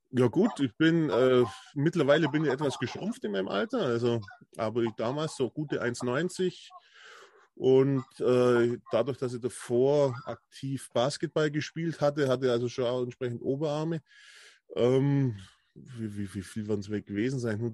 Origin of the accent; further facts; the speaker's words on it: Bavaria, Germany; Ich komme ja aus Ulm, also aus der Nähe von Ulm, muss man sagen. Landkreis Neu-Ulm.